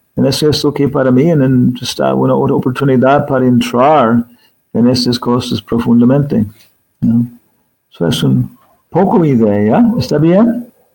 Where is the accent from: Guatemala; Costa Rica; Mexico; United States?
United States; Arizona; Spanish is a second language; moved away; also born or lived in Guam / California; regresando a los Estados Unidos, creciendo en Arizona, donde mucho sol, desierto, después California